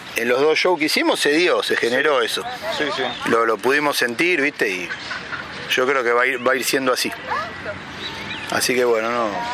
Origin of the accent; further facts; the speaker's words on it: Buenos Aires, Argentina; also born or lived in Liniers, Buenos Aires; Yo soy fanático acá de Flores, ¿viste? Por ejemplo. Es el barrio por el que anduve siempre. Vivo en Linier